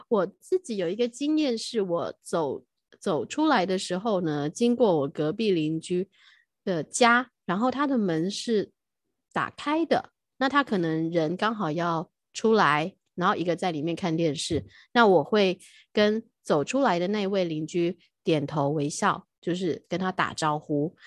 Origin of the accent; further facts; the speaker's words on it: Taichung, Taiwan; moved away as an adult; now in Taipei, Taiwan; 我台中的家是我小时候就在那里长大